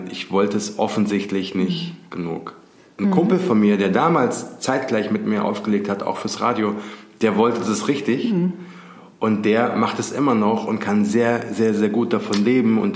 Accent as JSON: {"language": "German", "town": "Giessen", "region": "Hesse", "country": "Germany", "tie": "born or raised there", "said": "Und ich komme ja aus Gießen"}